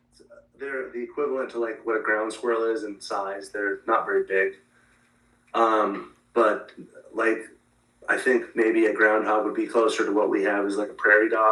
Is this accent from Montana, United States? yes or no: yes; Montana, United States; I'm from Montana